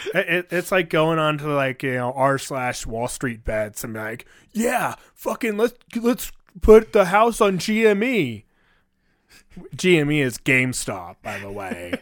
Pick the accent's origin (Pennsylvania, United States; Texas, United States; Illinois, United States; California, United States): California, United States; now in Colorado, United States; I'm from Cali